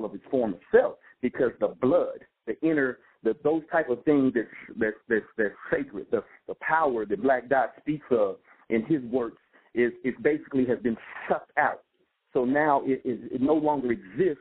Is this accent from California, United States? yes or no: yes; West Coast, California, United States; I grew up on the West Coast